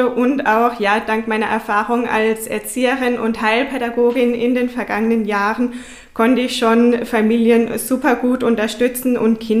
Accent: Herbolzheim, Baden-Württemberg, Germany; Ja, ich komme aus Herbolzheim, wohne mit meinem Partner Stefan Kruse.

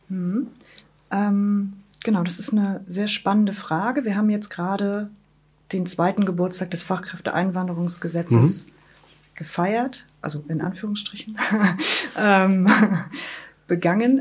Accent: Wismar, Mecklenburg-Vorpommern, Germany; moved away as an adult; also born or lived in Rostock; now in Schwerin, Germany; gebürtige Wismaranerin, lebe jetzt seit 2014 in Schwerin

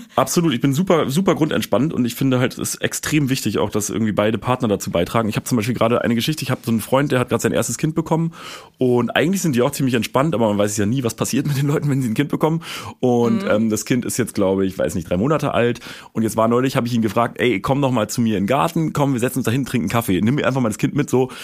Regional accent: Berlin, Germany; ich komme aus Berlin

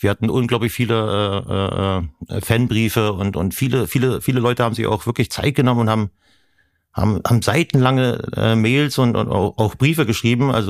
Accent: Mecklenburg-Vorpommern, Germany; weil Privatsphäre äh, bin ich als Mecklenburger.

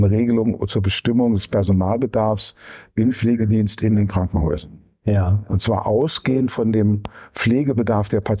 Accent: Saarbrücken, Saarland, Germany; Ja, ja, ich bin gebürtiger Saarländer und hat mich dann erst rausgetrieben. Dann war ich für die Bundesknappschaft in Bochum tätig.

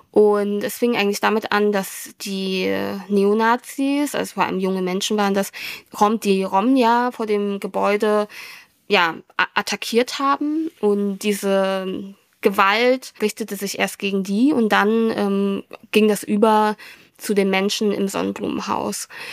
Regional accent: Germany; German is a second language; ich habe dann in der Schule Deutsch gelernt

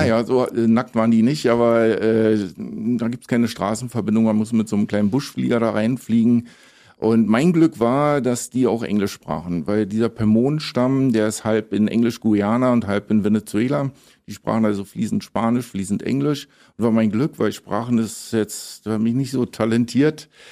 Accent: Berlin, Germany; moved away as an adult; also born or lived in Tobago / Colombia / Ecuador / Belize; Ich bin ja auch direkt am Flughafen Tegel geboren, direkt am Zaun

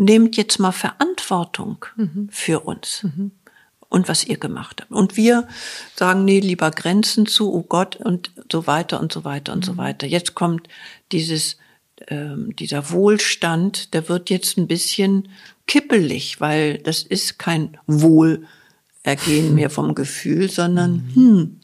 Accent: Germany; wir als Deutsche

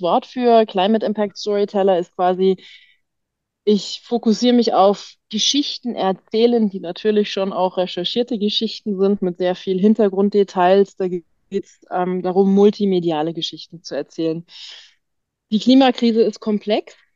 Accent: Germany; moved away; also born or lived in Tyrol, Austria; bin gebürtig Deutsche

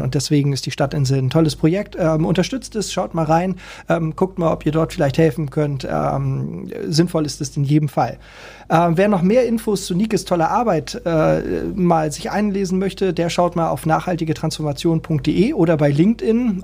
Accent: Hamburg, Germany; wir sind Hamburger.

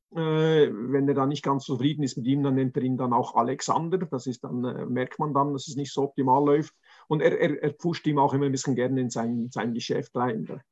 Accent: Zurich, Switzerland; ich komme aus Zürich

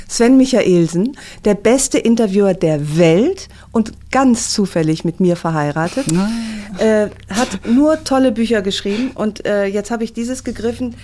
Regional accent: Aachen, North Rhine-Westphalia, Germany; in meiner Heimatstadt Aachen

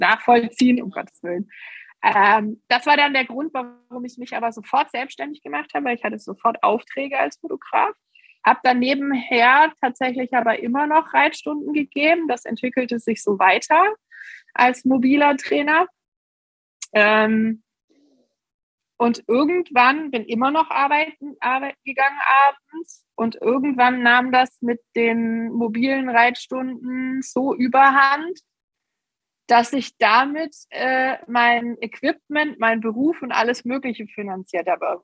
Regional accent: near Stuttgart, Baden-Württemberg, Germany; ich bin in der Nähe von Stuttgart geboren und bin auch immer hier geblieben

